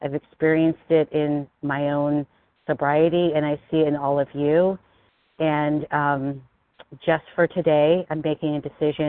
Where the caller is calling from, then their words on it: Philadelphia, Pennsylvania, United States; I'm calling from Pennsylvania, Philadelphia, Pennsylvania.